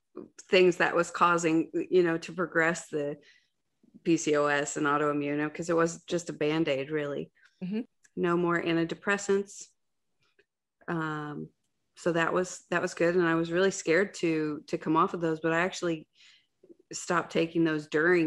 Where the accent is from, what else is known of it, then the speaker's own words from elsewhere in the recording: Ohio, United States; I'm from Ohio.